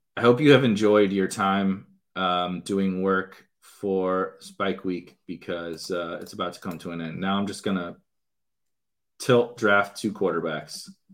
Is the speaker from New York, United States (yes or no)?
no; St. Louis, Missouri, United States; I am born and raised in Saint Louis